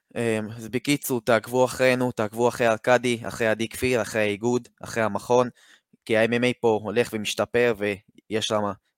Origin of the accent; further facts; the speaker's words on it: Haifa, Haifa District, Israel; מחיפה, אני בן 17